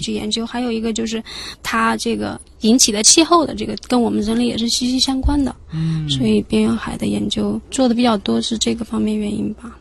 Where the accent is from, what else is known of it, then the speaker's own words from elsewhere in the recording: Anhui, China; moved away as an adult; also born or lived in Shanghai; 我是从安徽考过来的嘛